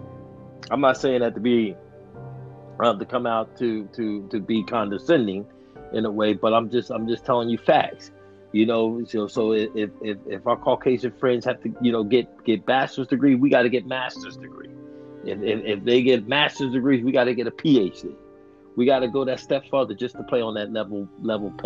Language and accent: English; United States; we grew up in Roxborough